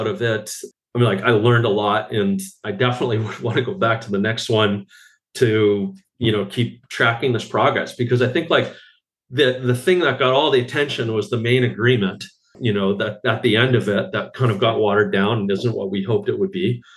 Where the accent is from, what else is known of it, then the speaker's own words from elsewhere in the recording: Canada; I'm Canadian